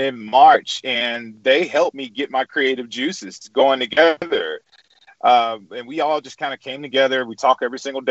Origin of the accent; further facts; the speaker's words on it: Edwards, Mississippi, United States; now in Jackson, United States; I grew up in Edwards with no shoes on, chasing blueberries and digging up sweet potatoes